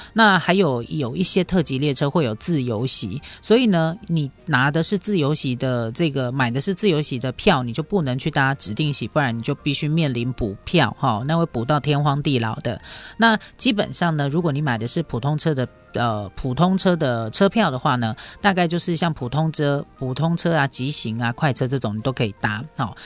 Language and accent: Chinese; Taiwan; 我们台湾人